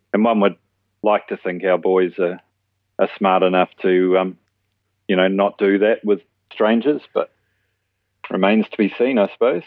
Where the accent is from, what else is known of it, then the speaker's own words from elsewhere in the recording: New Zealand; moved away as an adult; now in Australia; I'm born and bred in New Zealand.